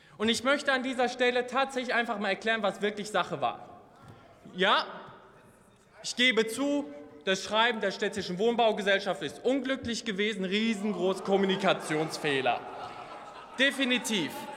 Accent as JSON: {"language": "German", "town": "Oberhausen", "region": "North Rhine-Westphalia", "country": "Germany", "tie": "born or raised there", "said": "Ich bin in einer Hochhaussiedlung in Oberhausen im Ruhrgebiet aufgewachsen"}